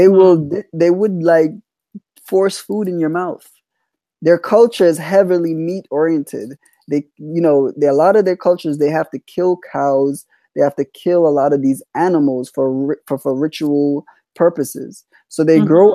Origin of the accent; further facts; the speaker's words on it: Jamaica; I'm Jamaican, so I was raised as Jamaican